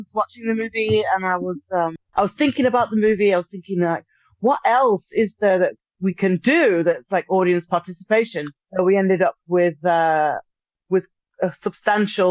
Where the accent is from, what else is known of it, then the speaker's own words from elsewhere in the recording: United Kingdom; as a British person